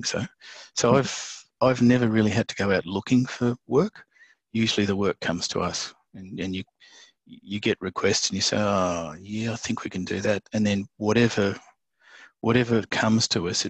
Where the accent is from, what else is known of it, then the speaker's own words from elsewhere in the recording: Tasmania, Australia; where I grew up in Tasmania